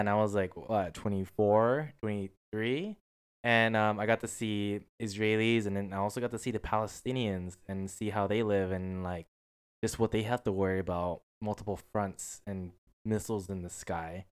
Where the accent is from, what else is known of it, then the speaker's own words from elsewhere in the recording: United States; I'm an American